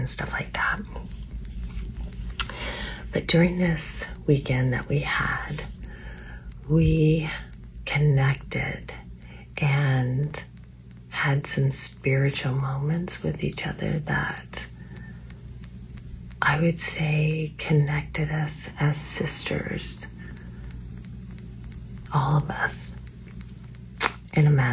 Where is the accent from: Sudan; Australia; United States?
United States; California; moved away as an adult; now in Washington State, United States; We grew up in California